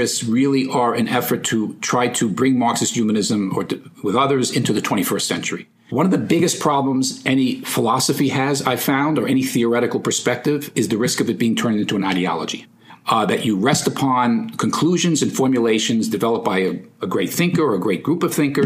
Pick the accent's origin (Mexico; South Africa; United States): United States; New York City, New York; I'm from the Bronx